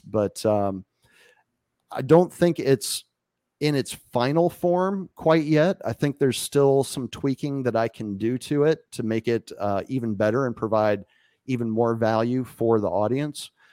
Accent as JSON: {"language": "English", "town": "Winchester", "region": "Virginia", "country": "United States", "tie": "born or raised there", "moved": "as an adult", "lives_now": "Acapulco, Mexico", "said": "my hometown of Winchester, Virginia"}